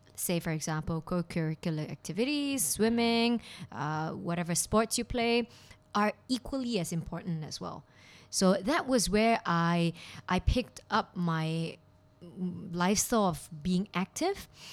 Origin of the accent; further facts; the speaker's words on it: Kuala Lumpur, Malaysia; moved away as an adult; now in Hong Kong; I'm from Kuala Lumpur, Malaysia